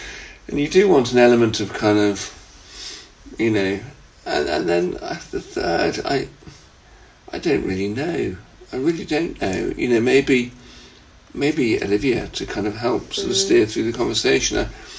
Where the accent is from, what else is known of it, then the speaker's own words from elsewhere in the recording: the Wirral, North West England, United Kingdom; moved away as an adult; also born or lived in Lake District; now in South of England, United Kingdom; I grew up on the Wirral in the northwest